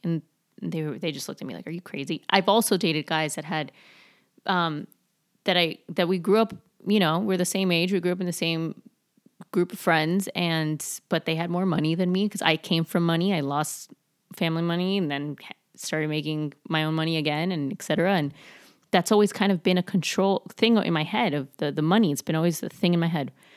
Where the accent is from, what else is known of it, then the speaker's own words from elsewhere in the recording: Miami, Florida, United States; I was super, super skinny growing up in Miami